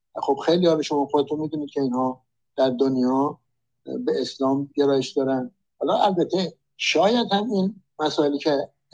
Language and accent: Persian; Iran; من ایرانی هستم